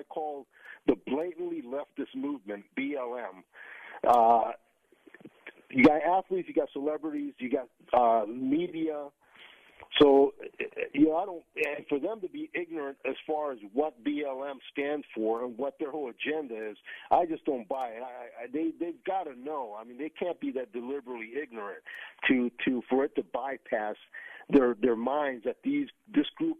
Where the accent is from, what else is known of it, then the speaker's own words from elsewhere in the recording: Northeast, United States; now in Tampa, United States; growing up in the Northeast